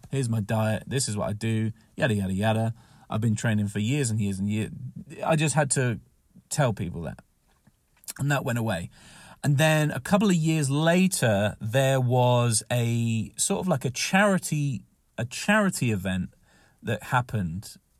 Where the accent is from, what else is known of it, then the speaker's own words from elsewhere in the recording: Southampton, South East England, United Kingdom; moved away; when I was in Southampton, another, you know, my hometown